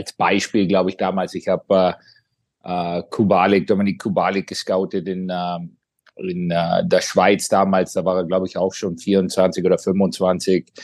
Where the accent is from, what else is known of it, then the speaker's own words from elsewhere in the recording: Kaufbeuren, Bavaria, Germany; moved away as an adult; now in Ohio, United States; ich war 19 Jahre alt, als ich gegangen bin äh, aus Kaufbeuern und, und bin mehr oder weniger, habe ich schon öfter gesagt, in Amerika erwachsen geworden.